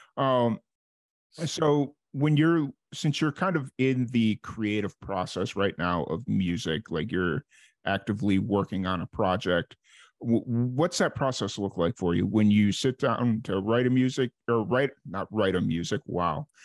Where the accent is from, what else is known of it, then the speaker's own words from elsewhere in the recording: Chicago, Illinois, United States; moved away as an adult; also born or lived in New Mexico; I'm from Chicago originally